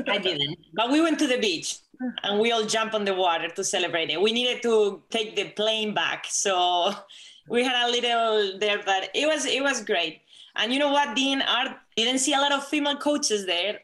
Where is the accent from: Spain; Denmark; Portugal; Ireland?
Spain; English is a second language; moved away as an adult; now in United States; I'm not Latina because I'm from Spain.